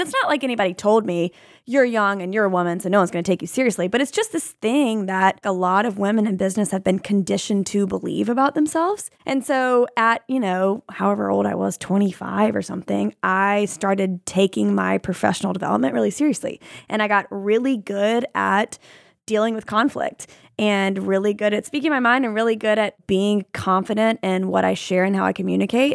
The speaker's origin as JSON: {"language": "English", "region": "Alabama", "country": "United States", "tie": "born or raised there", "said": "I grew up in Alabama, right? And so being a woman in the South"}